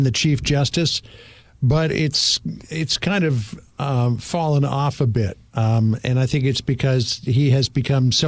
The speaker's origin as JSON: {"language": "English", "town": "Toronto", "region": "Ontario", "country": "Canada", "tie": "born or raised there", "moved": "as an adult", "lives_now": "United States", "said": "I grew up in Toronto"}